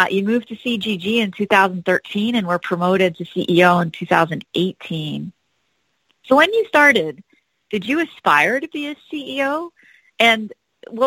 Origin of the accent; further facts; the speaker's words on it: Hawaii, United States; now in Houston, United States; growing up on Hawaii